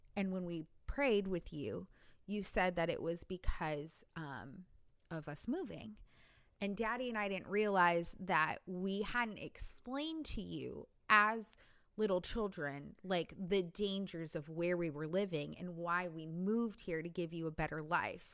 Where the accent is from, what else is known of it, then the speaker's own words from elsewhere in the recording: California, United States; moved away as an adult; That's where I grew up in Cali